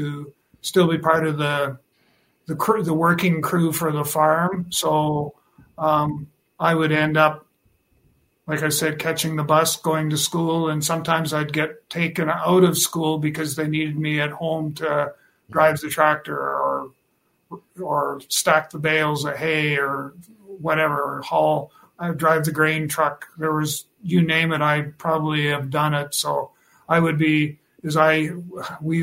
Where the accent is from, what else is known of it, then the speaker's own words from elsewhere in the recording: Meskanaw, Saskatchewan, Canada; now in Regina, Canada; I grew up on a farm just about a mile from a small community called Meskinaw. And I'm born and raised on the farm, and I stayed on the farm until I graduated from high school in 1972